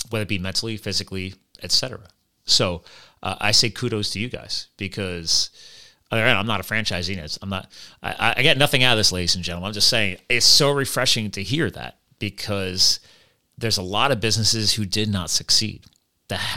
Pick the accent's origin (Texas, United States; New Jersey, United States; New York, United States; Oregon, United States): New Jersey, United States; Flemington; born there; I was born in Flemington, New Jersey